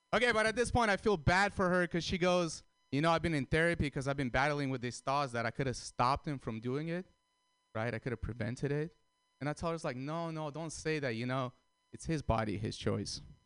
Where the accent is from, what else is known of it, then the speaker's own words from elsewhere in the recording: San Francisco, California, United States; I'm from San Francisco